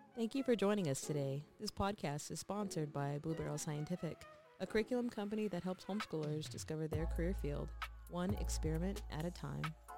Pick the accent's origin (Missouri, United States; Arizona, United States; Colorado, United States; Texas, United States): Texas, United States; moved away as an adult; We were born and raised in Texas